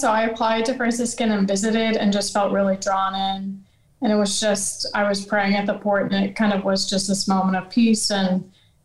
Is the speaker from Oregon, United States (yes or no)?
no; Louisiana, United States; moved away; I'm from Louisiana